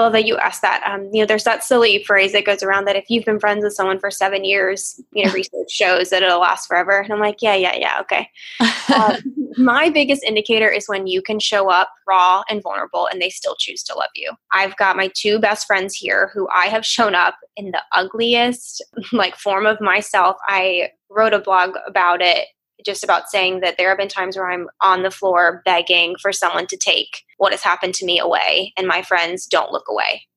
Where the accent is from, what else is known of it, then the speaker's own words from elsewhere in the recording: Outer Banks, North Carolina, United States; also born or lived in Chicago, Illinois; I grew up on the Outer Banks of North Carolina